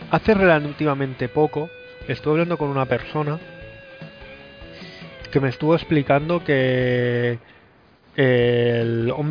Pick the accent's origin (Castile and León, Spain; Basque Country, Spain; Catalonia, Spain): Catalonia, Spain; Sin propuestas de nada, solo alegando al vivo en Cataluña toda la vida.